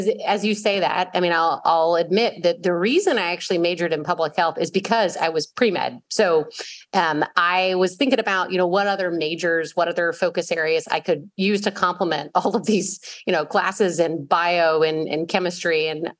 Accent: the South, United States; accent: Southern; As much as I feel like my Southern accent has gone away, there's certain words and then certain times, like when I talk to my mother on the phone.

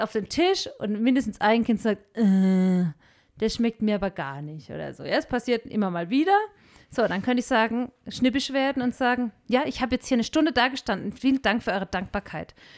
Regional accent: Germany; moved away as an adult; now in Peru; wir Deutschen

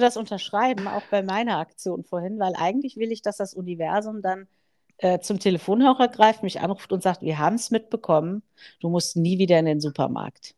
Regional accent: Germany; als Deutsche

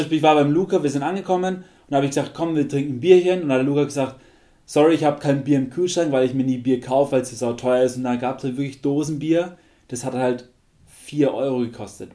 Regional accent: Germany; bei uns in Deutschland

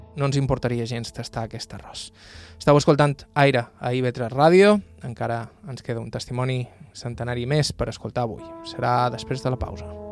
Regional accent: Bunyola, Balearic Islands, Spain; del meu poble, Bunyola

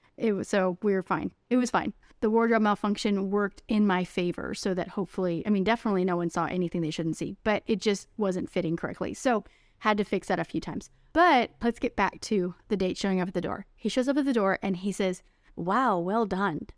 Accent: Texas, United States; those old-fashioned values that I grew up with in Texas

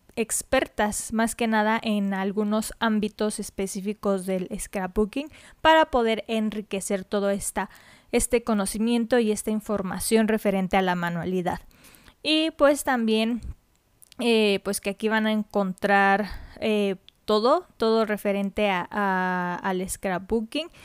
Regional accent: Mexico; soy de México, entonces en mi país descubrí

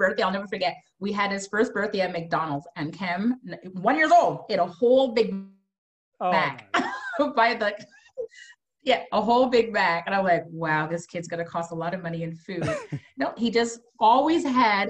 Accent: Montreal, Quebec, Canada; moved away as an adult; now in Nova Scotia, Canada; Born and raised

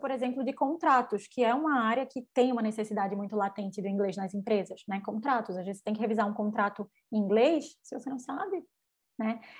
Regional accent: Northeast Region, Brazil; eu sendo nordestina, por mais que, né, eu tô aqui, minha equipe tá toda em São Paulo

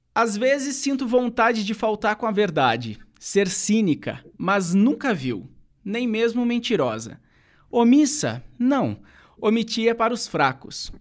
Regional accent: Santo Antônio da Platina, Paraná, Brazil; moved away as an adult; quando eu encerrei o meu ensino médio lá no meu país, em Santo Antônio da Platina, norte pioneiro aqui do Paraná

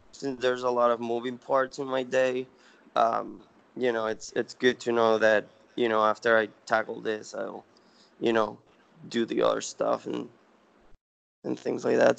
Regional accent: Venezuela; moved away as an adult; now in United States; I'm originally from Venezuela. Um, so I came to the U.S. for college, and then um, started my own company, and you know, stay here

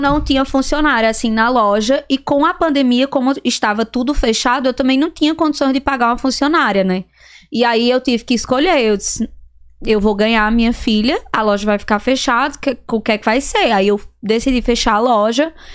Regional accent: Serra Talhada, Pernambuco, Brazil; moved away as an adult; Serra Talhada, Pernambuco. Serra Talhada. Fica a cinco horas de viagem de Recife

